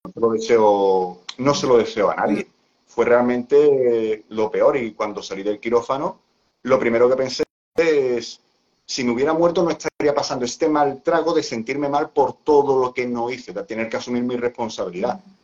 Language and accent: Spanish; Seville, Andalusia, Spain; yo soy de España, de, concretamente de, Sevilla